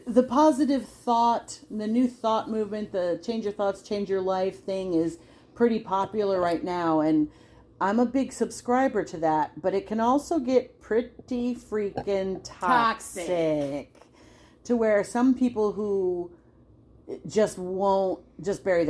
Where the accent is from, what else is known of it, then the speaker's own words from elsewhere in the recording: New York, United States; I'm a New Yorker, and we are not raised to necessarily see the bright side of things